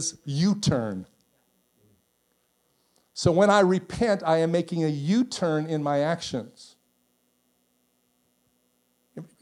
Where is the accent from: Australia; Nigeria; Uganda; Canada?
Canada; I'm Canadian